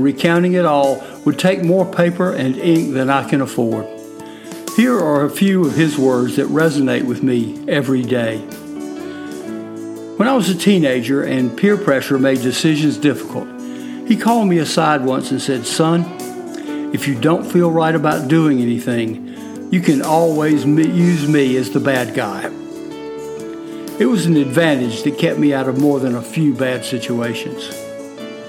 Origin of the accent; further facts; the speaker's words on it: Fort Mill, South Carolina, United States; I'm from Fort Mill, South Carolina